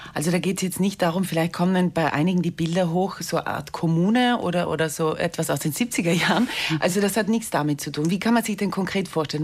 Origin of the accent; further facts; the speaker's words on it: South Tyrol, Trentino-Alto Adige, Italy; bei uns in Südtirol